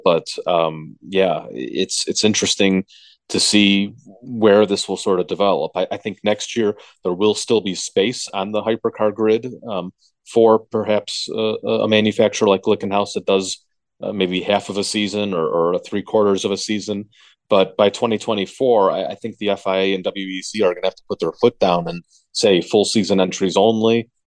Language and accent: English; Chicago, Illinois, United States; being a Chicago born and raised in the Chicagoland area.